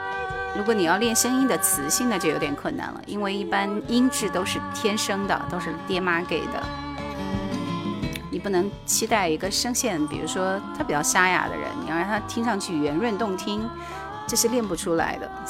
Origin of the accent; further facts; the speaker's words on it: Heilongjiang, China; 普通话我们黑龙江人还是比较有优势的。